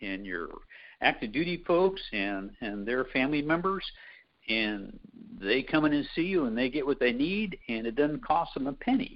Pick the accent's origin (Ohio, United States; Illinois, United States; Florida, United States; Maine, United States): Ohio, United States; Central; moved away; growing up in Central Ohio